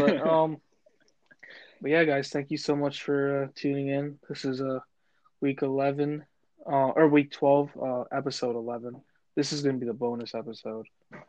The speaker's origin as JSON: {"language": "English", "town": "Fairfax", "region": "Virginia", "country": "United States", "said": "I'm from Fairfax, Virginia"}